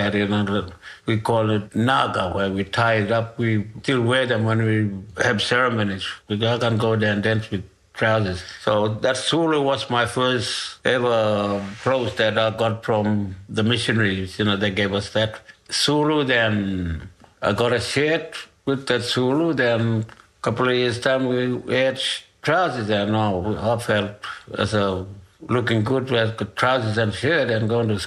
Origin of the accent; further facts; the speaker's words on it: Ngukurr, Northern Territory, Australia; I'm from Okul